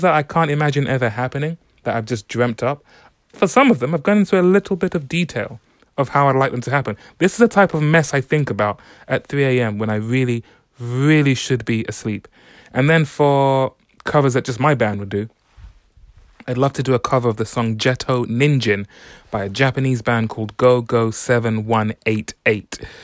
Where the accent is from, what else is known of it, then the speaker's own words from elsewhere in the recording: London, United Kingdom; I'm from London